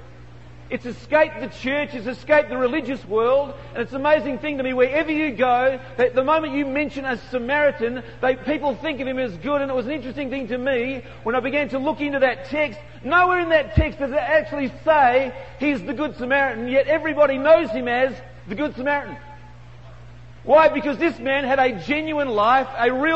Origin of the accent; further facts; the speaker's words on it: Australia; accent: Aussie; I'm from Australia